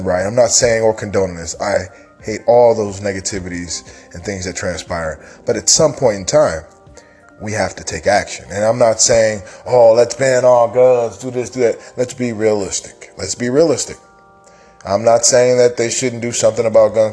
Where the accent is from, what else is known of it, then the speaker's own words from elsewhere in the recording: Michigan, United States; moved away; I'm originally from Michigan